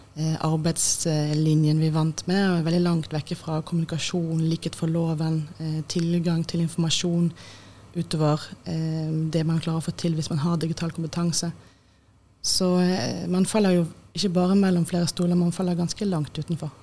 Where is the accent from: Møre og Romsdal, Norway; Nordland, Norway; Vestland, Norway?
Vestland, Norway; Bergen; moved away as an adult; also born or lived in Austria / Oslo; jeg er fra Bergen